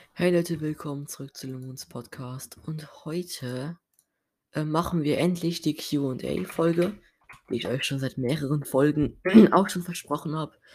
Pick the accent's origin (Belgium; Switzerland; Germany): Switzerland; Basel-Landschaft; accent: Basel dialect; first language Swiss German; German is a second language; Und dann haben mich voll viele geraten, ob ich Basler bin, wegen meinem Dialekt. Ähm, und ja, ich bin Basler